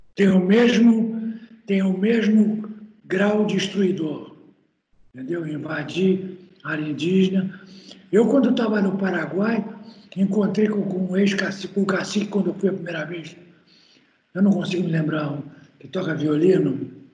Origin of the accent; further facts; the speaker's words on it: Santa Maria, Rio Grande do Sul, Brazil; lá na região de Santa Maria, onde eu nasci